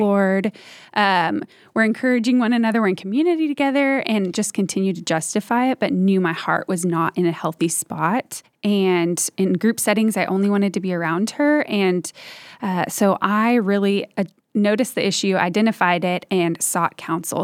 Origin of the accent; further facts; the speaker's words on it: Dallas, Texas, United States; I am from the Dallas area and grew up here